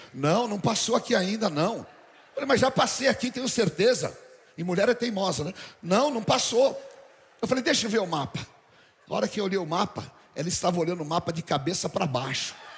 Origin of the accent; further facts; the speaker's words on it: São Paulo, Brazil; Quando eu era criança, quando eu era menino lá em Barbacena, né? só que não era em Barbacena, aqui na aclimação